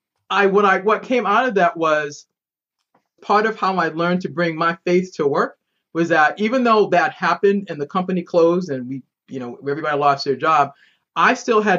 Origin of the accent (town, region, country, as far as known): Boston, Massachusetts, United States; moved away as an adult; now in Maryland, United States